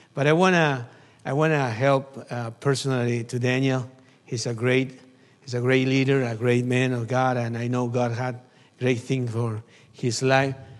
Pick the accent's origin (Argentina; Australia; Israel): Argentina; from Argentina. missionary in Argentina